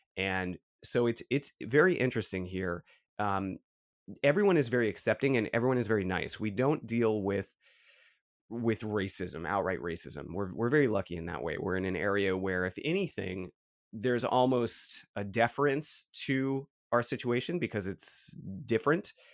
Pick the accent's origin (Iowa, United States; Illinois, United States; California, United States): California, United States; San Francisco; We grew up in San Francisco